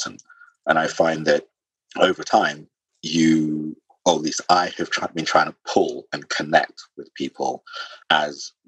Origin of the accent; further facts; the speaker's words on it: London, United Kingdom; also born or lived in Sierra Leone; I'm a Londoner, but I'm also, you know, Sierra Leonean.